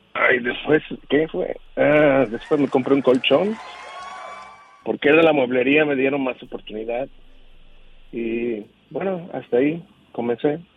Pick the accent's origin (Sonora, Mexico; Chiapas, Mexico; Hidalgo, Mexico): Chiapas, Mexico; yo soy de Chiapas